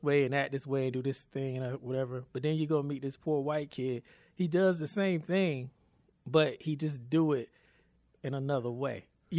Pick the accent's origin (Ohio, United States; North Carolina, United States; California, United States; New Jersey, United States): North Carolina, United States; Raleigh; also born or lived in Cary, North Carolina; I grew up in Southeast Raleigh. Lived all over pretty much parts of Raleigh, but I went to high school actually for a year and a half, in Cary.